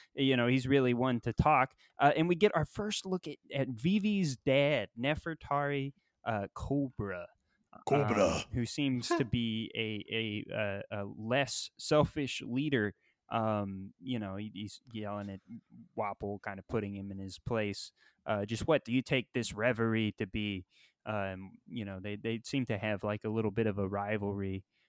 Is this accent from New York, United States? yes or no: no; Florida, United States; Yeah, I'm from Florida.